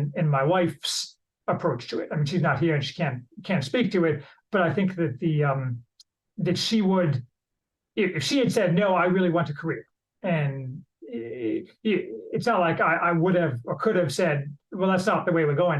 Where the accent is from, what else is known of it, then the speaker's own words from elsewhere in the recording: Indiana, United States; also born or lived in Chicago; I grew up in Indiana